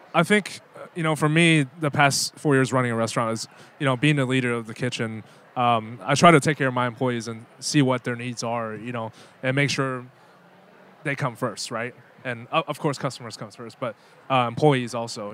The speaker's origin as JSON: {"language": "English", "town": "Louisville", "region": "Kentucky", "country": "United States", "tie": "born or raised there", "also_born_or_lived": "Taiwan (parents' origin)", "said": "going back to like middle school when I grew up in you know Louisville, Kentucky"}